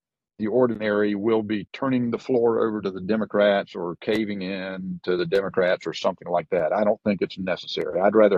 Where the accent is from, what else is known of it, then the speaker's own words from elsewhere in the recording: North Carolina, United States; I come from North Carolina. My parents grew up in very poor households, a Scotch-Irish background.